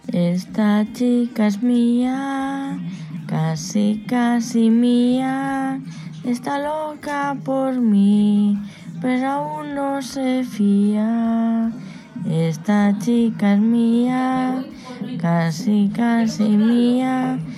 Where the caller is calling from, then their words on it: Madrid, Community of Madrid, Spain; de Madrid.